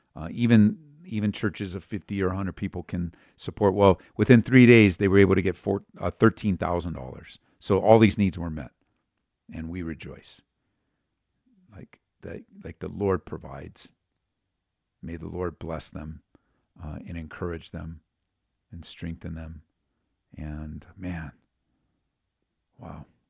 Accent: Southern California, United States; now in Colorado, United States; I am from Southern California. born and raised until I moved to Colorado

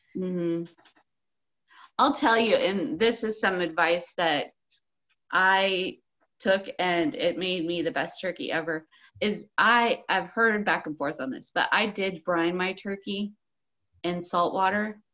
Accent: United States; We're so American

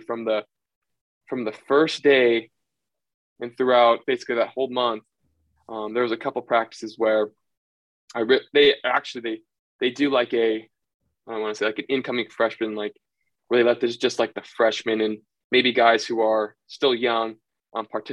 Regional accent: outside Sacramento, Northern California, United States; I was still originally from Northern California. So I grew up right outside of Sacramento

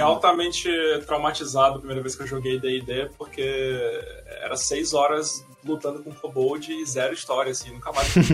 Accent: Amazonas, Brazil; a gente é do Amazonas

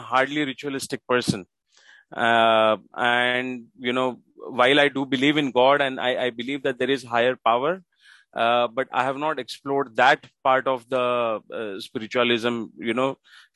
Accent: Mumbai, Maharashtra, India; I live in Mumbai. That's my city. I'm born and brought up in Mumbai in India.

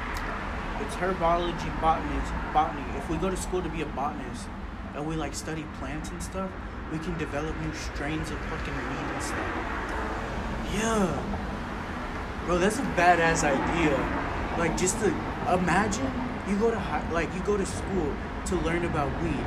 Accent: Houston, Texas, United States; I'm a comedian from Houston. So, because, like, I grew up here, bro. This is my fucking... This is my hometown

